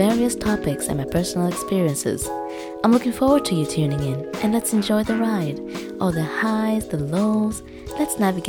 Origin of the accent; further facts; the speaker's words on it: Tanzania; now in Vienna, Austria; I'm from Tanzania and I'm currently based in Vienna, Austria.